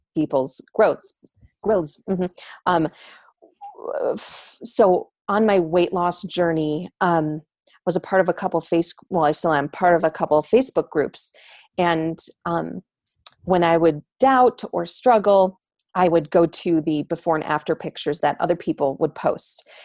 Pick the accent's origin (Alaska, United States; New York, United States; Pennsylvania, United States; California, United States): New York, United States; moved away as an adult; now in Denver, United States; I grew up in New York